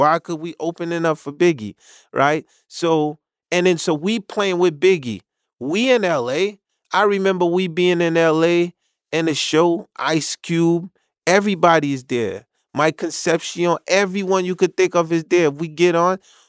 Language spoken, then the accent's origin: English; Haiti; once again, I came from Haiti, so I didn't.